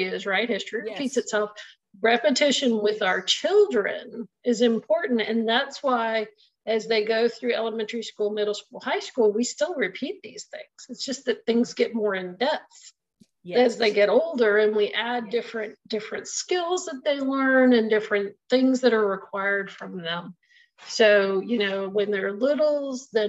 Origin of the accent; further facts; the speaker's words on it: Virginia, East Coast, United States; moved away; I'm from the East Coast too, and I lived in Virginia as a child